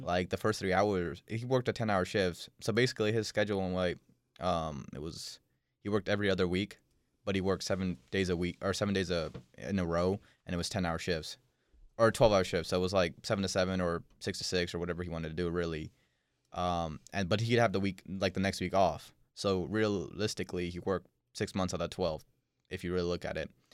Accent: Dehradun, Uttarakhand, India; I was born in India

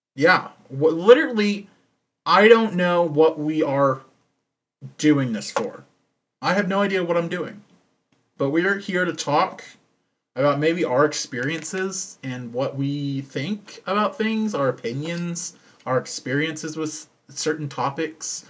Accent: Texas, United States; I'm from Texas. I was born here, and sadly still live here.

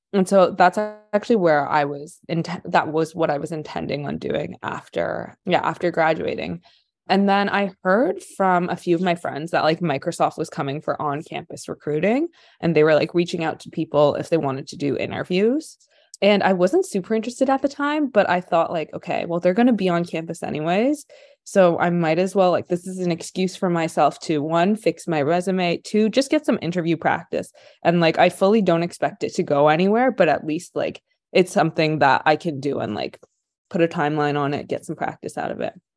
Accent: Ottawa, Ontario, Canada; moved away as an adult; also born or lived in Kingston; now in Vancouver, Canada; I spent my whole life, like, and Ottawa and then Kingston

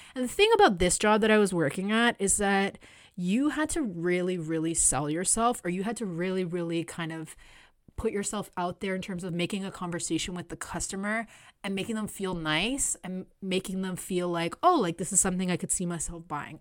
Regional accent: Canada; I was born here in Canada, but my parents are Latin American

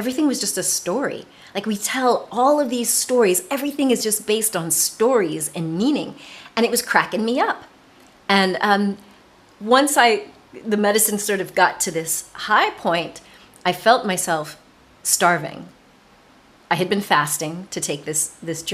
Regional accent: United States; moved away as an adult; also born or lived in south of France; now in France; I'm an American

